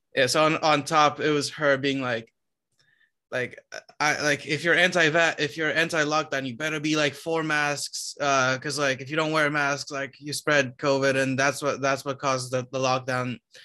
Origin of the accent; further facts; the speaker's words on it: Romania; moved away; I come from Romania